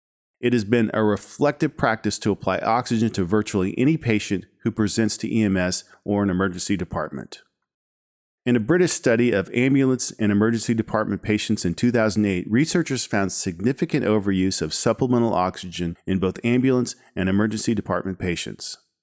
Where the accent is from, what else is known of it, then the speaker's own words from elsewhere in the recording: Fort Worth, Texas, United States; As a kid growing up in Fort Worth, Texas, I had little interest in ambulances or medicine.